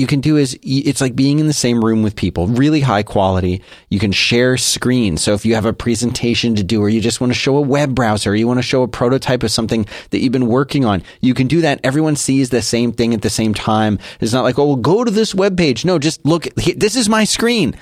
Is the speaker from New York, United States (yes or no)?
no; Philadelphia, Pennsylvania, United States; now in Texas, United States; I was born and raised in Philadelphia